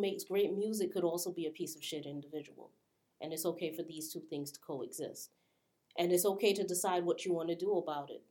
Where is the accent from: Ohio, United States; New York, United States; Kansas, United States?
New York, United States; New York City; I'm from the Bronx